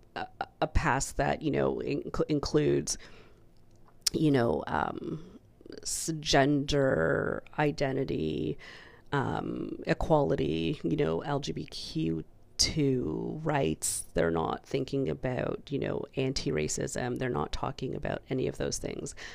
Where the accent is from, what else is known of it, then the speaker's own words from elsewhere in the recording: Canada; as a child growing up in the Canadian school system